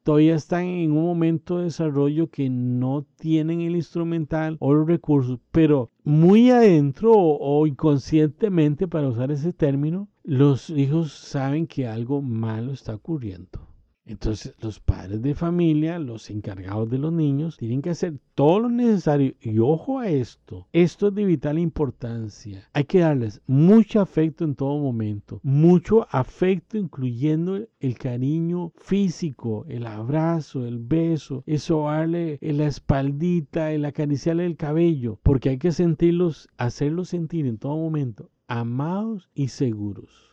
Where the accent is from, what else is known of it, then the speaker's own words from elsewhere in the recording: Costa Rica; en mi país, Costa Rica